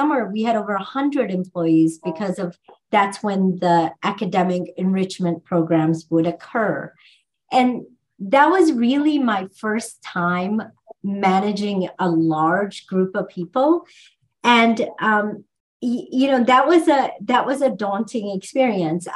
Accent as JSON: {"language": "English", "country": "India", "tie": "born or raised there", "moved": "yes", "said": "growing up in India"}